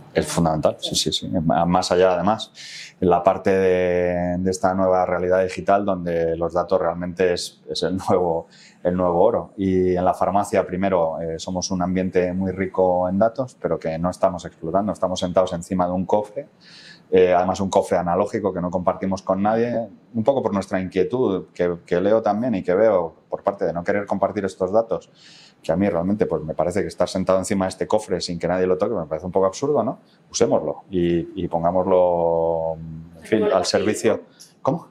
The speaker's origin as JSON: {"language": "Spanish", "country": "Spain", "said": "soy el único español"}